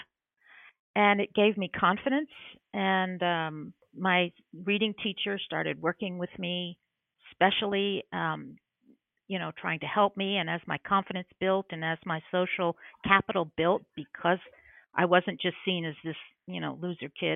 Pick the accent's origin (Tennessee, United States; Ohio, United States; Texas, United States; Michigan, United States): Tennessee, United States; Oak Ridge; I was growing up in Oak Ridge